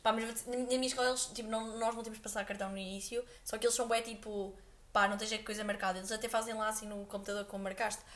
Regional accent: Aveiro, Centro, Portugal; nós cá em Aveiro, pronto, somos de Aveiro

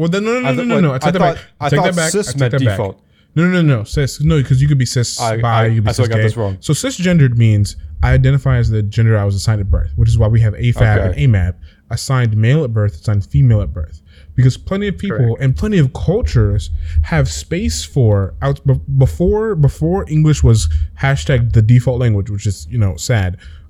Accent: United States; But I'm an American, unfortunately, so I've been taught the binary

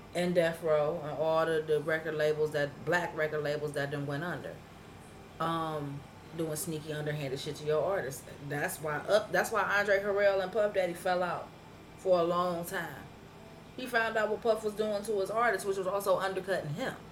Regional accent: Cleveland, Ohio, United States; I wasn't from 105 or St. Clair. I was from Huff

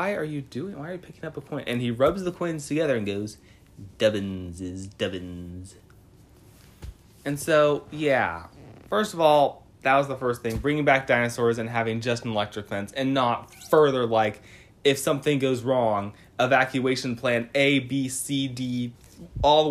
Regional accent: near Sacramento, California, United States; I grew up near Sacramento. I literally lived 30 minutes away from Sacramento for pretty much my whole life

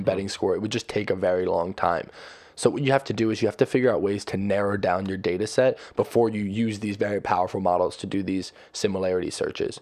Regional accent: New Jersey, United States; moved away as an adult; also born or lived in Connecticut; We're from Jersey.

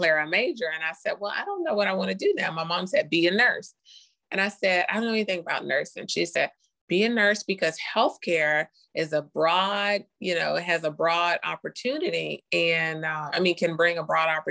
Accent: Charlotte, North Carolina, United States; also born or lived in Costa Rica; I'm from Charlotte too. Went to all the elementary school. Graduated from West Charlotte High School.

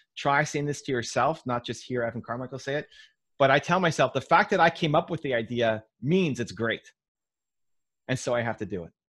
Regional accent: Toronto, Ontario, Canada; my hometown team, the Toronto Blue Jays

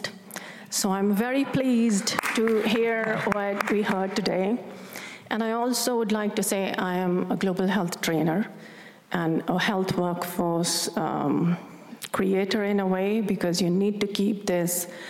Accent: India; moved away as an adult; now in Stockholm, Sweden; I come from India, and living in Europe

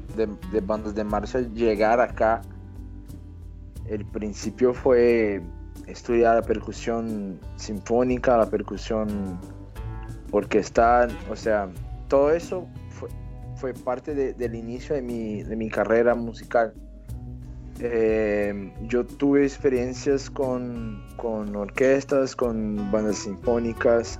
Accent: Brazil; Spanish is a second language; yo soy brasileño, tengo 34 años

